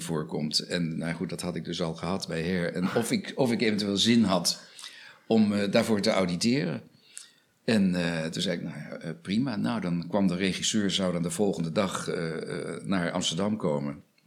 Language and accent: Dutch; Australia; now in Netherlands; Ik heb mijn jeugd doorgebracht in Australië. Ja. Ik ben met mijn moeder geëmigreerd naar Australië.